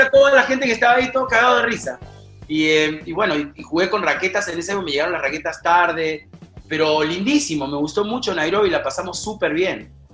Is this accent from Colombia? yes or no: no; Peru